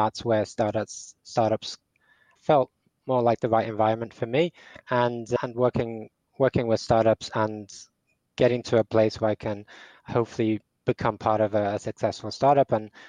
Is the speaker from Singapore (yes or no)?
no; Portugal; also born or lived in England; now in Dublin, Ireland; I live in Dublin, Ireland. I'm English, but I grew up in Portugal.